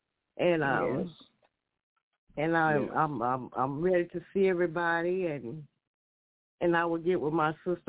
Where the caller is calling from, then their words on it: Fort Worth, Texas, United States; calling from West Fort Worth, Texas.